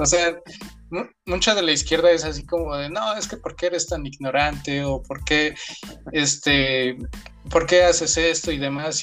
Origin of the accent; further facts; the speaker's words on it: Puebla, Mexico; yo soy de Puebla